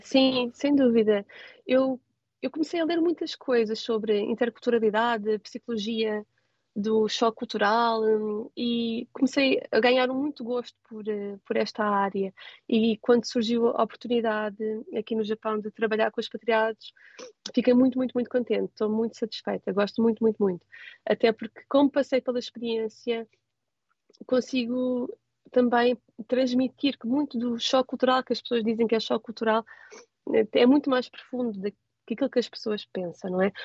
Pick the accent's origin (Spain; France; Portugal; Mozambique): Portugal; moved away as an adult; now in Tokyo, Japan